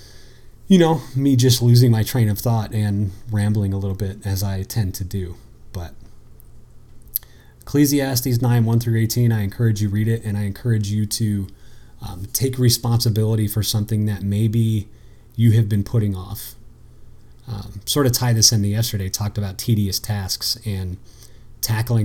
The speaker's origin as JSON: {"language": "English", "country": "United States", "tie": "born or raised there", "said": "I grew up on the East Coast on the Maryland-Pennsylvania border"}